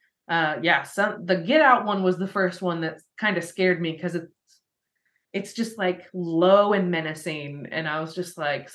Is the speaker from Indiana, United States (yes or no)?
yes; Spencer County, Indiana, United States; that was in the county we grew up in Spencer County